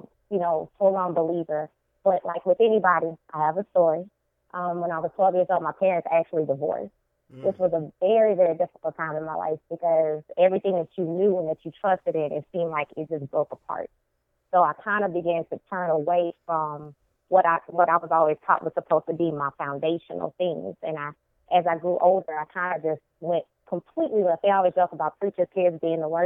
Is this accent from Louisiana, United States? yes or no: yes; Baton Rouge, Louisiana, United States; I'm from Baton Rouge, Louisiana, born and raised from the deep South girl, country girl from my heart.